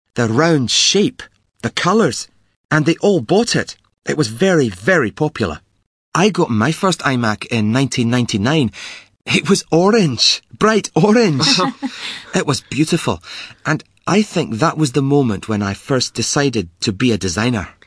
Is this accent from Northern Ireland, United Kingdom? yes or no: no; Glasgow, Scotland, United Kingdom; I'm from Glasgow, the biggest city in Scotland.